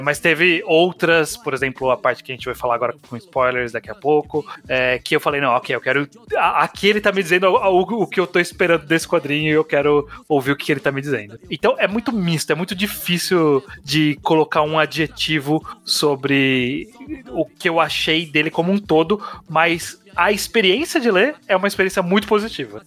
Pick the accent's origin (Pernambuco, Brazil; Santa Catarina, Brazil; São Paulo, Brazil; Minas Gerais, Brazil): São Paulo, Brazil; Eu que sou paulista, não moro na, na capital, frequento ela, mas moro numa cidade é, de interior.